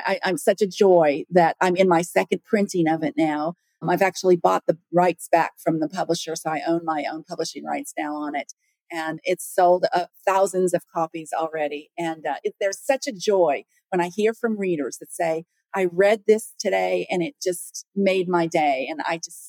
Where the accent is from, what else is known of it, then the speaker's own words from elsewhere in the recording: Las Vegas, Nevada, United States; I grew up in Las Vegas